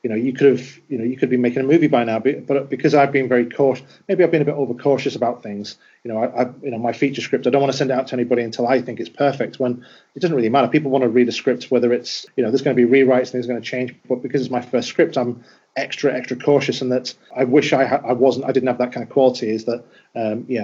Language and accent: English; Wigan, North West England, United Kingdom; I'm from Wigan